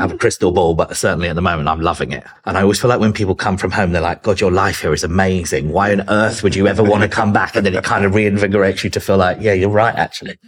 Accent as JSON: {"language": "English", "town": "Chichester", "region": "South East England", "country": "United Kingdom", "tie": "born or raised there", "also_born_or_lived": "London", "accent": "British", "moved": "as an adult", "lives_now": "Los Angeles, United States", "said": "I'm originally from a place called Chichester in West Sussex"}